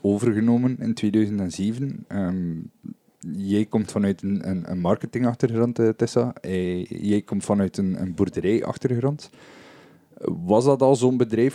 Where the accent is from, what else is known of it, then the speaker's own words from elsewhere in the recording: West Flanders, Belgium; Bij ons in West-Vlaanderen